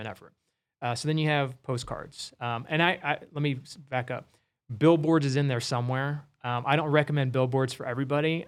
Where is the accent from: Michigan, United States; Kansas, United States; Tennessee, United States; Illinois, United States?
Kansas, United States; Wichita; my hometown of Wichita